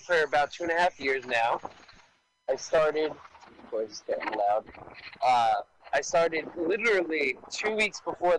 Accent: New York City, New York, United States; I grew up in Staten Island

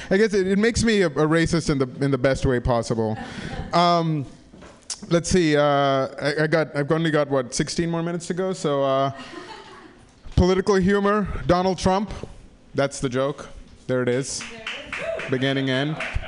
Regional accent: India; also born or lived in Africa; I grew up in Africa and in India, and people don't rough it there for fun.

